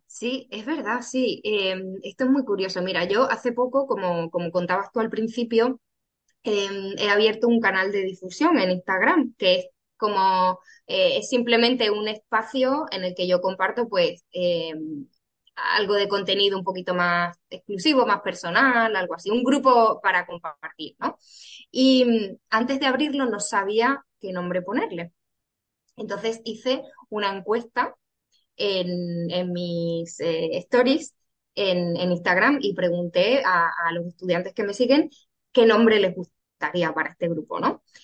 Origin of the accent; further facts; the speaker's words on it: Cáceres, Extremadura, Spain; now in Cádiz, Spain; yo soy de Extremadura, de Cáceres